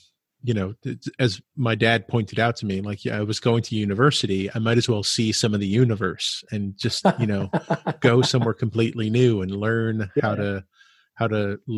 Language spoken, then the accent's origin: English; Massachusetts, United States; moved away as an adult; also born or lived in Santa Cruz, California; when I grew up in Massachusetts